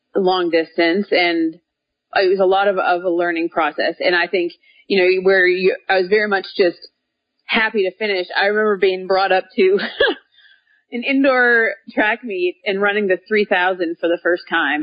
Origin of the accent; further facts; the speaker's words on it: Minneapolis, Minnesota, United States; moved away as an adult; now in Little Rock, United States; I grew up in Minnesota and now I live in Little Rock, Arkansas